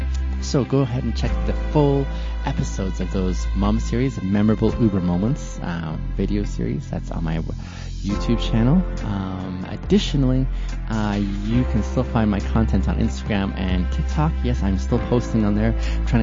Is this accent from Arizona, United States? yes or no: yes; Arizona, United States; Now I am from Arizona.